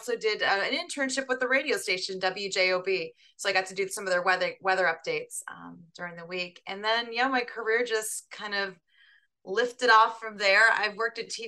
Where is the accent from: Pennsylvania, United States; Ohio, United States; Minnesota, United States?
Ohio, United States; Parma; now in New York, United States; I was born and raised in Parma, Ohio, which is south of Cleveland